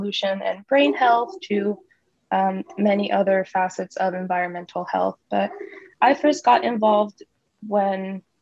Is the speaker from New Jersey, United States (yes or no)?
no; Dallas, Texas, United States; moved away as an adult; now in California, United States; Growing up in Texas, I always was surrounded by big oil and its culture